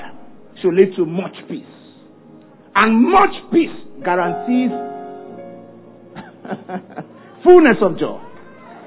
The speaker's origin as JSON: {"language": "English", "town": "Ibadan", "region": "Oyo", "country": "Nigeria", "tie": "born or raised there", "said": "I grew up in Ibadan"}